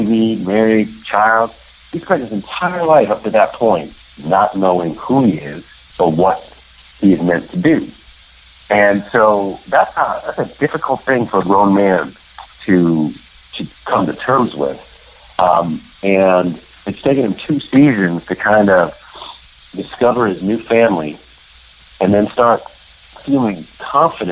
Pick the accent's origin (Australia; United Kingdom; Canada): Canada; I'm Canadian born